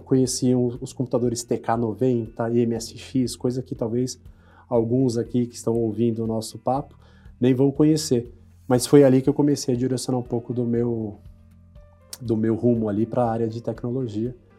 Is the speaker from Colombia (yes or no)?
no; São Paulo, Brazil; eu sou natural de São Paulo, nascido na, ali próximo à Praça Pan-Americana, ali na, na, Zona Sul de São Paulo